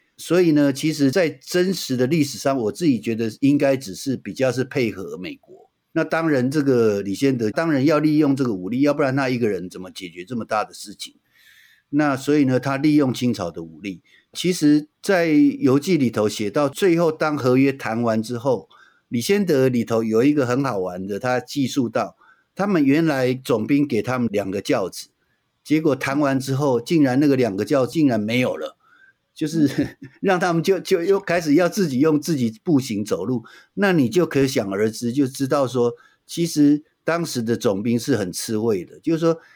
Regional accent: Taiwan; 这个土地是我出生的地方，而且是我永远会在这里的

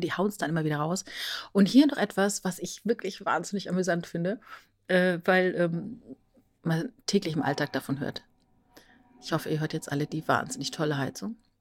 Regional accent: Rhineland-Palatinate, Germany; Als Teenager in der Südpfalz groß geworden, kaufte ich in der ortsansässigen Buchhandlung in Bad Bergzabern

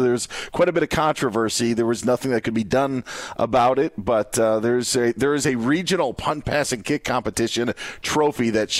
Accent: Wisconsin, United States; Won my hometown's competition, and my results were good enough to go to a regional competition in Shell Lake, Wisconsin.

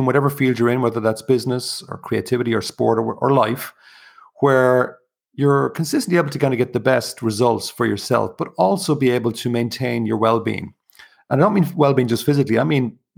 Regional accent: County Kilkenny, Ireland; also born or lived in Dublin, Ireland (born); now in Wicklow, Ireland; I'm originally from County Kilkenny, which is in the southeast.

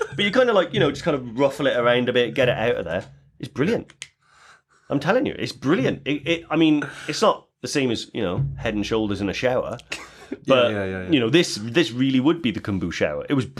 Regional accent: Newport, Wales, United Kingdom; I'm from Newport, and I use them.

